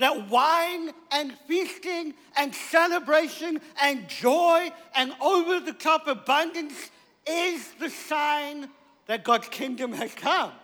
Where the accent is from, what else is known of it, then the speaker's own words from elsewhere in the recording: South Africa; I'm from South Africa.